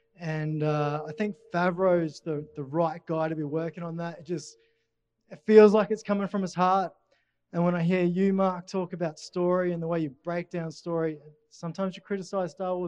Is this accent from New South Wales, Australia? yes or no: no; Brisbane, Queensland, Australia; I'm from Brisbane.